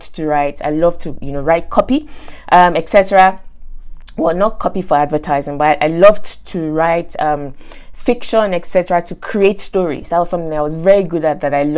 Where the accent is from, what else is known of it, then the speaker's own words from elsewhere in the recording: Nigeria; moved away; I grew up in Nigeria, went to school in Nigeria, and teachers were not exactly rated in Nigeria